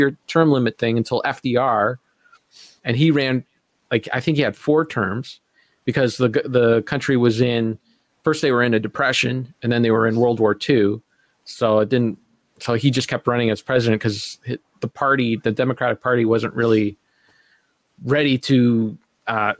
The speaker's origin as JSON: {"language": "English", "country": "Canada", "said": "as a Canadian, and as an ignorant Canadian"}